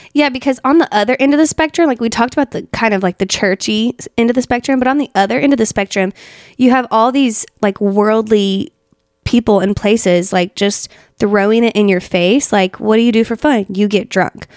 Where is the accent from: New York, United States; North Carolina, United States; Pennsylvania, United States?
North Carolina, United States; Asheville; Asheville. That's where, I mean, my hometown.